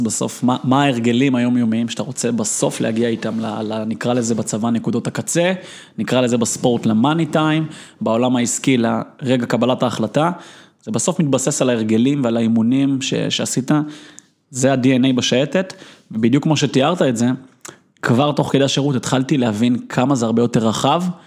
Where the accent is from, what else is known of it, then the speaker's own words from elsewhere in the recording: Israel; אפשר להגדיר אותי כילד שהיה בכל פרקט בערך במדינת ישראל